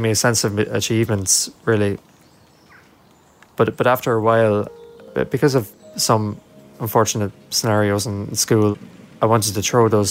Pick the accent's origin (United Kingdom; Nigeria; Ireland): Ireland; County Kilkenny, Leinster; I'm 17 and I'm from County Kilkenny.